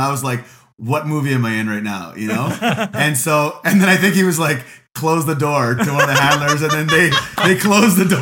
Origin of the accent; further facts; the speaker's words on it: Edmonton, Alberta, Canada; I'm like, Edmonton